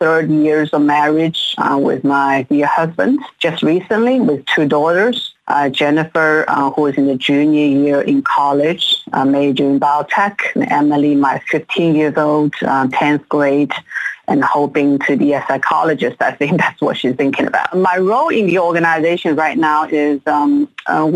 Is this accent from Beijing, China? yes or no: no; Shanghai, China; moved away as an adult; also born or lived in Atlanta, Georgia, United States; I was born and raised in Shanghai and went to the States